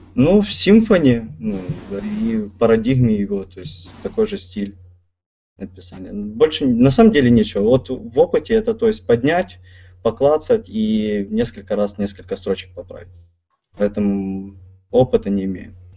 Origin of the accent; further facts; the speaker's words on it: Kyiv, Ukraine; сам из Киева